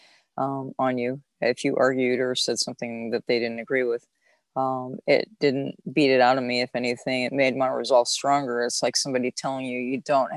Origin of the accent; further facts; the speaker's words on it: Southern California, United States; I am actually born and raised in Southern California. So I'm a beach girl, actually.